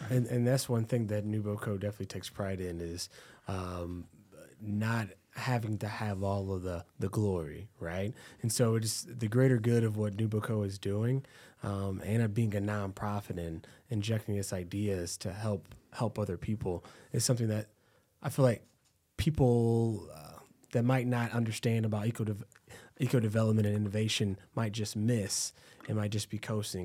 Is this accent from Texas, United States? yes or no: yes; Texas, United States; now in Cedar Rapids, United States; I'm from Texas